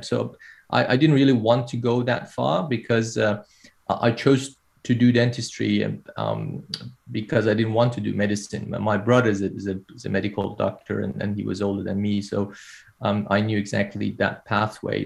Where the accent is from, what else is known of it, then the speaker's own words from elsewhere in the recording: Iran; moved away as an adult; now in Australia; I did my uh, undergrad training uh, back in my home country, Iran